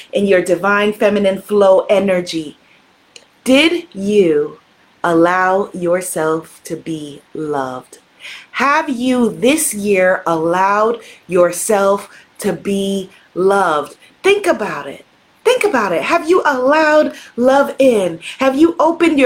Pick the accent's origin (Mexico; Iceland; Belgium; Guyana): Guyana; The people in Guyana, we come from Ghana in part, amongst other places